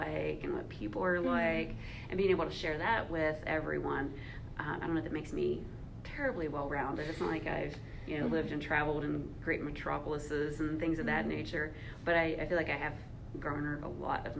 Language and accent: English; West Virginia, United States; accent: mountain twang; also born or lived in South; growing up in, provincial backwoods, West Virginia. And it gave me a whole new exposure to life. So my accent starts off with this city speed.